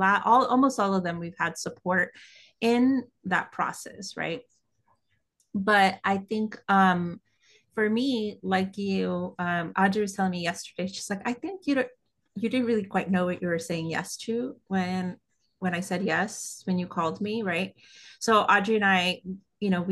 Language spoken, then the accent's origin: English; West Coast, United States; moved away as an adult; now in New York, United States; I grew up on the West Coast.